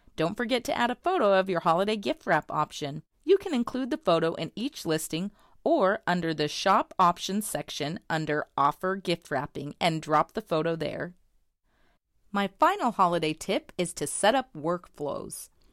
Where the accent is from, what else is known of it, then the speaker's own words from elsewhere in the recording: Bentonville, Arkansas, United States; I'm from Bentonville, Arkansas